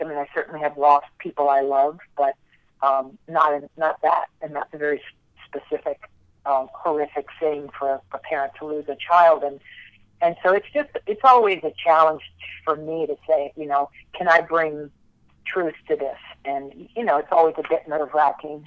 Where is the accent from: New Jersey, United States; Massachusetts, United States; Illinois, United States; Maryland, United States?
Maryland, United States; moved away as an adult; now in New York City, United States; I grew up in Maryland